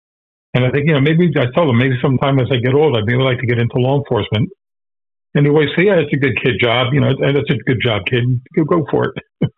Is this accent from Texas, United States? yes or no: no; New York, United States; moved away as an adult; also born or lived in Germany; now in Florida, United States; when I was growing up in New York in the 60s